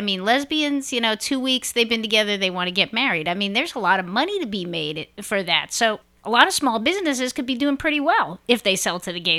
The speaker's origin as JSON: {"language": "English", "town": "New York City", "region": "New York", "country": "United States", "tie": "born or raised there", "said": "I grew up in Brooklyn"}